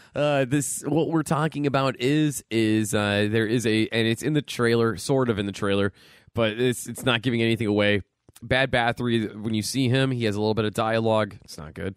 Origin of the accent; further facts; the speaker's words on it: Pennsylvania, United States; now in Buffalo, United States; I'm from Pennsylvania